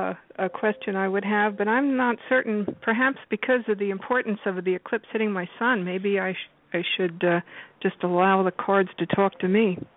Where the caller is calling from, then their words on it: New York, United States; I'm calling from New York.